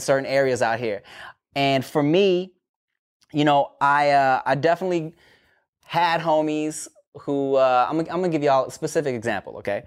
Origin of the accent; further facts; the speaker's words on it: Paramount, California, United States; growing up in Paramount, going, or, like, going to high school in Paramount